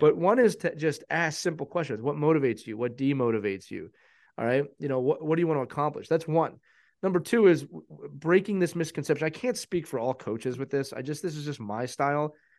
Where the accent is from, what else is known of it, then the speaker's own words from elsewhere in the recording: Northeast, United States; we're from the Northeast.